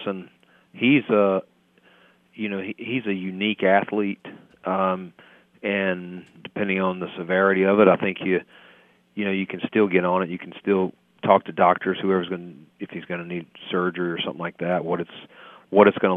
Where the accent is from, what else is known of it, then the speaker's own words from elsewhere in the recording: North Carolina, United States; I'm from North Carolina